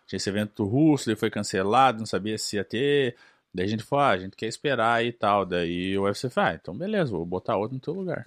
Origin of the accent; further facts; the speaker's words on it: Brazil; moved away as an adult; now in United States; a gente sendo brasileiro, você nasce no Brasil